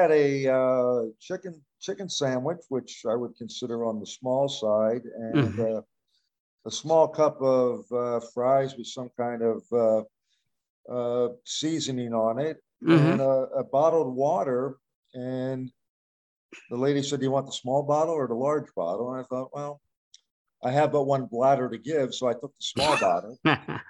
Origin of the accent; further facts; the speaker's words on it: Philadelphia, Pennsylvania, United States; I'm from Philadelphia